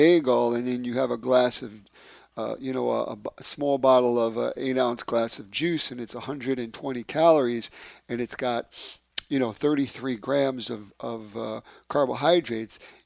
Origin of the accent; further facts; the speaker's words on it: New York City, New York, United States; moved away; my hometown, from Bay Ridge, Brooklyn